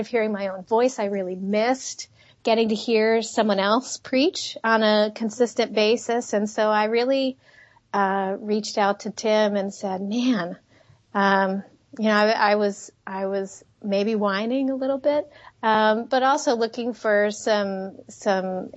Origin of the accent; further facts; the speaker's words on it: Jacksonville, Florida, United States; moved away; I grew up in Florida. And then we moved across town. And I grew up in Jacksonville, which is a big town